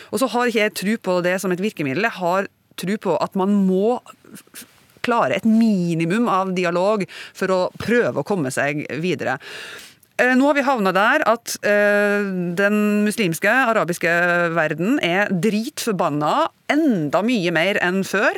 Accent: Northern Norway, Norway

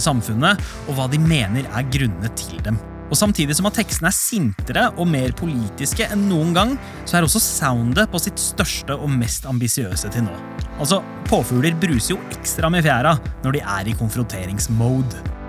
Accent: Norway; minner som definerer oss som nordmenn

